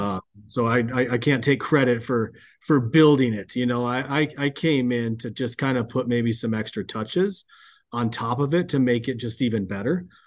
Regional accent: Hastings, Nebraska, United States; moved away; I'm, I'm originally from Nebraska, grew up in a small town, uh, Hastings, Nebraska.

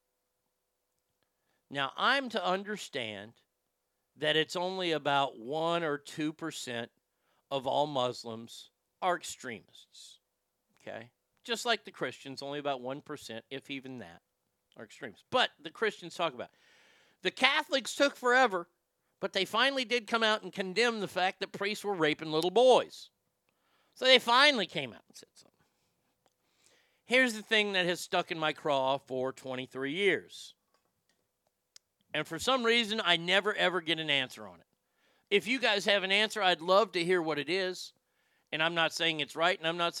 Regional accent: Garland, Texas, United States; here in Texas, my hometown of Garland

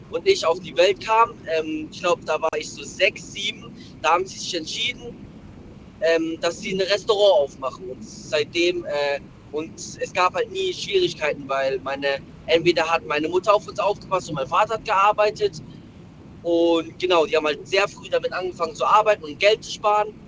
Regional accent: Malaysia; meine Eltern, beziehungsweise ich komme ursprünglich aus Malaysia und da waren halt die Verhältnisse

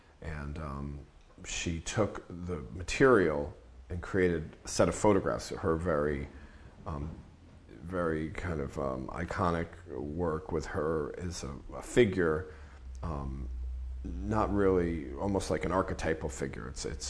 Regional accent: Bergen County, New Jersey, United States; now in Nyack, United States; I didn't grow up in Nyack. I grew up in Bergen County down the road, but I would come up on weekends as a kid.

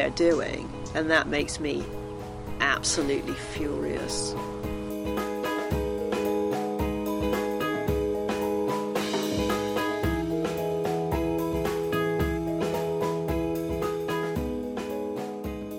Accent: South West England, United Kingdom; moved away as an adult; also born or lived in Bristol, England / Los Angeles, California; now in Moab, United States; I was born in Bristol in England

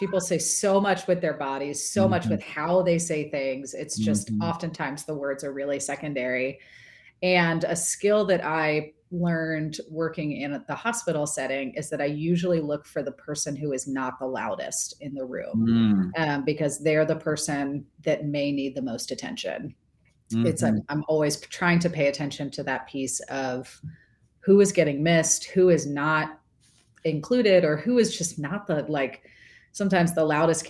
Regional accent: Florida, United States; moved away; also born or lived in North Carolina / Tennessee; I grew up in Florida, which is essentially a subset of New Jersey. And it's like, right. I did not get an accent till I moved to North Carolina and Tennessee.

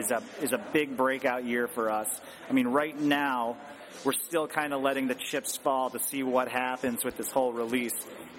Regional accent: Chicago, Illinois, United States; We're from Chicago.

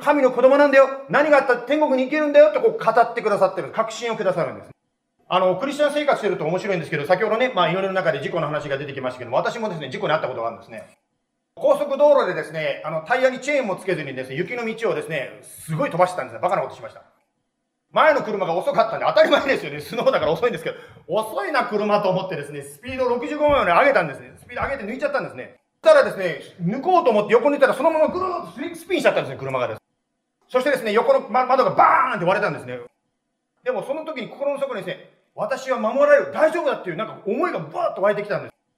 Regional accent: Japan; now in Arizona, United States; 私も日本で生まれ育ったものなんですけども

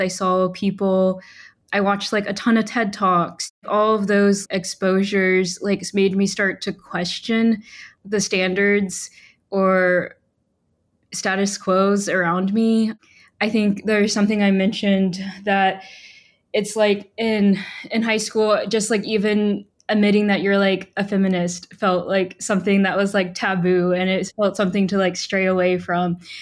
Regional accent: Huntsville, Alabama, United States; moved away as an adult; also born or lived in Portland, Oregon; I grew up in Huntsville, Alabama.

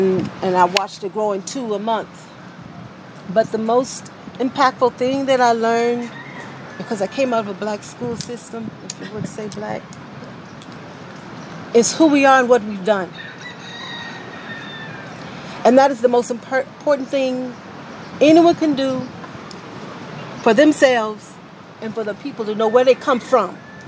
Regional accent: Cleveland, Ohio, United States; I'm originally from Cleveland, Ohio. My family moved to the South in 75, 76.

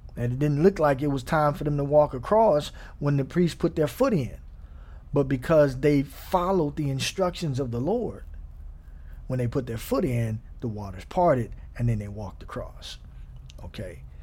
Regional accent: Gary, Indiana, United States; I grew up in Gary, Indiana

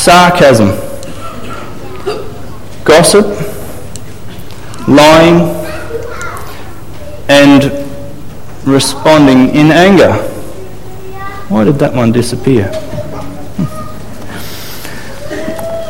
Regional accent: Australia; As Aussie men

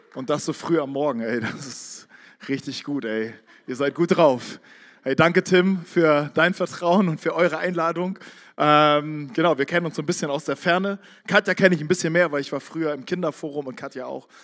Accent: Barmstedt, Schleswig-Holstein, Germany; Ich komme aus Barmstedt, nördlich von Hamburg.

